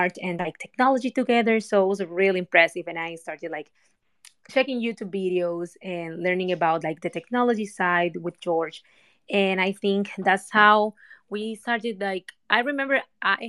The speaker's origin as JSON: {"language": "English", "country": "Cuba", "tie": "born or raised there", "moved": "as an adult", "lives_now": "United States", "said": "I was born in Cuba"}